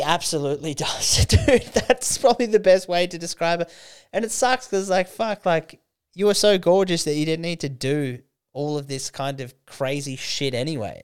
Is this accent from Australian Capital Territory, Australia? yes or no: yes; Canberra, Australian Capital Territory, Australia; moved away; to open a show in, in my hometown